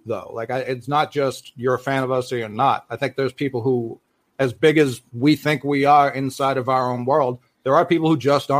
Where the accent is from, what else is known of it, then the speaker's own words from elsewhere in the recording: Boston, Massachusetts, United States; I'm from Boston, you know what I mean? I'm the Boston sportsman.